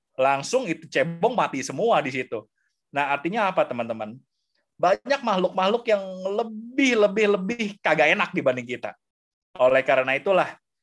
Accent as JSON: {"language": "Indonesian", "country": "Indonesia", "said": "kita lahir di sini, kita umat Buddha. Lahir di Indonesia, di zaman sekarang"}